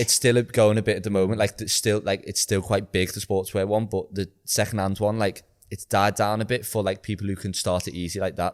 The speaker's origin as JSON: {"language": "English", "town": "Liverpool", "region": "North West England", "country": "United Kingdom", "said": "I was like, \"Oh, Liverpool.\""}